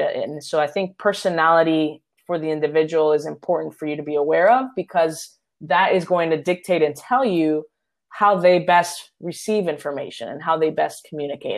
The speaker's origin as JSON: {"language": "English", "country": "Puerto Rico", "tie": "born or raised there", "said": "my hometown, Puerto Rico"}